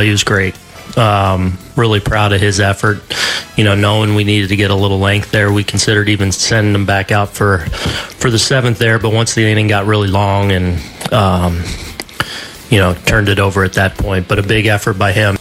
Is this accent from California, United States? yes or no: no; New York, United States; I grew up here in New York